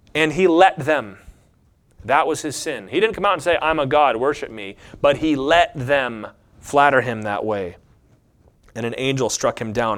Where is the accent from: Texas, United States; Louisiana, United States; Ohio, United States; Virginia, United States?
Virginia, United States; Lynchburg; I'm from Lynchburg, Virginia